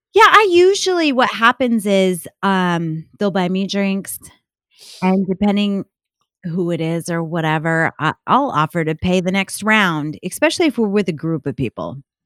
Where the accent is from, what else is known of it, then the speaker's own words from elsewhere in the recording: upstate New York, United States; I grew up in upstate New York